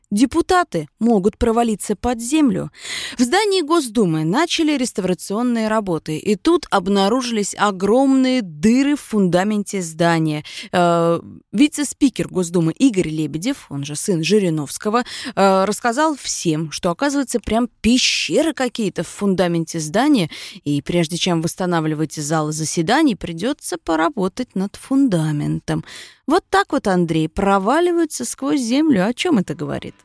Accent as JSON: {"language": "Russian", "region": "Moscow", "country": "Russia", "said": "мы, москвичи"}